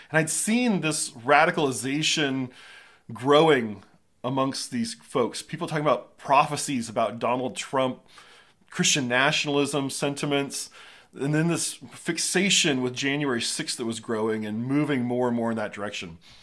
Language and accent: English; Southern California, United States; I grew up in Southern California